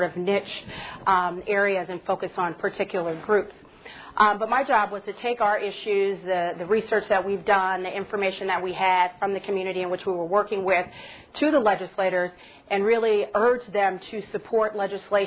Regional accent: Pasadena, California, United States; I grew up in Southern California in Pasadena.

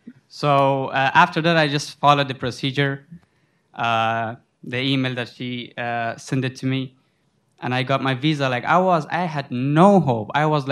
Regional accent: Afghanistan; English is a second language; moved away as an adult; also born or lived in Sudan; now in United States; So I am from Afghanistan, but I was coming from Sudan

